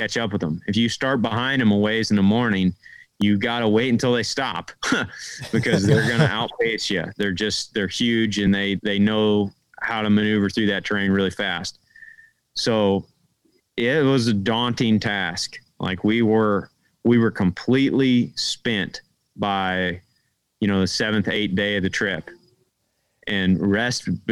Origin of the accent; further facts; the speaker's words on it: Midwest, United States; we're from the Midwest